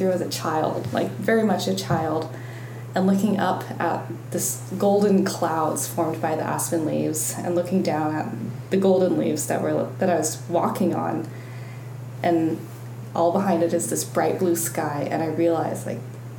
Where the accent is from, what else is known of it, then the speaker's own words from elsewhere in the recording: Colorado, United States; So I was born in Colorado. My dad works for the National Park Service, and there's a regional office in Denver. So I and my sister grew up in Colorado in the foothills.